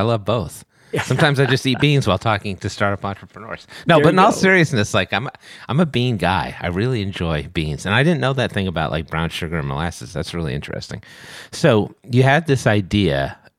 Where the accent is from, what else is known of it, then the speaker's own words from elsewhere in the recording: Boston, Massachusetts, United States; Now, many of you may know, I am from the Boston area, and I wanted to introduce to you my friend Dan, who's organizing a very special event in Boston.